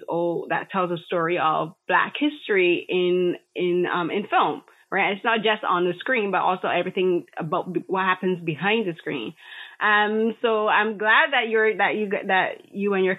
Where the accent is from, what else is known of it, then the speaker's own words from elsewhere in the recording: Barbados; when I was growing up in Barbados